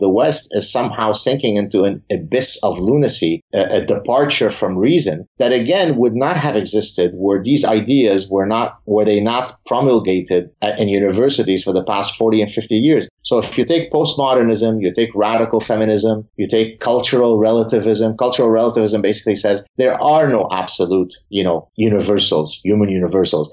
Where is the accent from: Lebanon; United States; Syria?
Lebanon; now in Canada; I grew up in Lebanon.